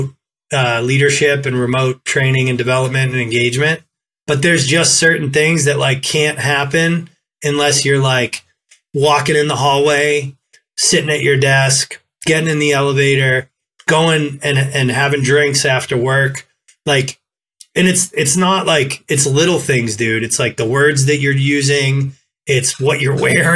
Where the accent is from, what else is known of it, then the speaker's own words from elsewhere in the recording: Boston, Massachusetts, United States; I'm from Boston